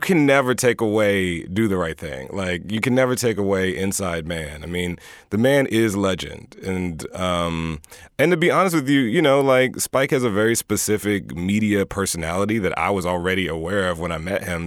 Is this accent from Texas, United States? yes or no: yes; Houston, Texas, United States; I'm from Houston.